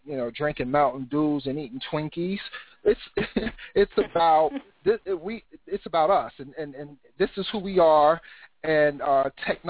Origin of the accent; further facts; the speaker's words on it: Cincinnati, Ohio, United States; Born and raised in Cincinnati, Ohio, and that's where I reside right now